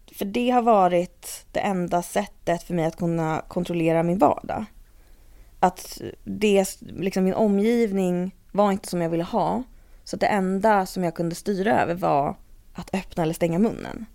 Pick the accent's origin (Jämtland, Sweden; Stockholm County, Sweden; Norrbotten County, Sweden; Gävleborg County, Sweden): Stockholm County, Sweden; Stockholm; also born or lived in London / Uppsala; är jag uppvuxen i Stockholm. Och har bott här liksom hela tiden mm. ungefär